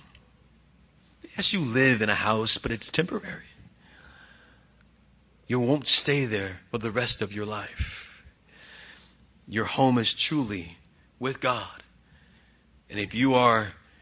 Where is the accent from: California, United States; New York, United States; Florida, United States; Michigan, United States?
California, United States; Bakersfield; I'm from Fairfax. I always say I'm Fairfax, California. I'm Bakersfield, California. But my neighborhood is Fairfax